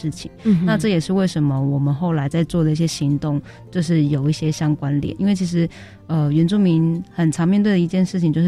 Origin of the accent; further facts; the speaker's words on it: Taoyuan, Taiwan; also born or lived in Pingtung County; 我其实很早就在桃园长大的，因为跟爸爸妈妈工作的关系哦。